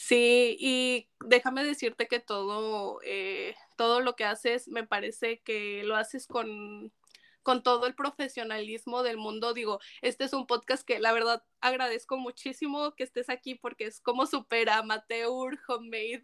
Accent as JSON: {"language": "Spanish", "region": "Zacatecas", "country": "Mexico", "tie": "born or raised there", "said": "yo soy de Zacatecas, un estado sumamente conservador. Eh, y, y, además yo crezco como pues también en, en ese en, ese estatus"}